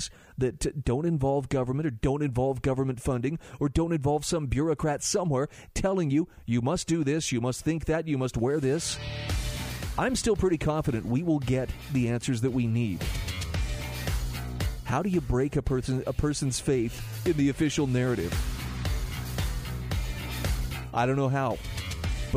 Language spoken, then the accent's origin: English; Utah, United States; In my home state of Utah